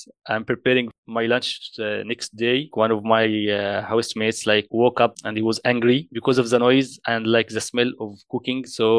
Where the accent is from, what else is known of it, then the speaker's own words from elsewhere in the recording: Egypt; moved away as an adult; now in Canada; I am from Egypt